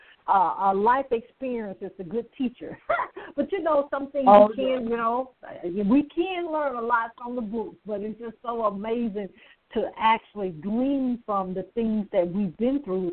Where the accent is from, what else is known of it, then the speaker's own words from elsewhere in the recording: Alabama, United States; I'm from Alabama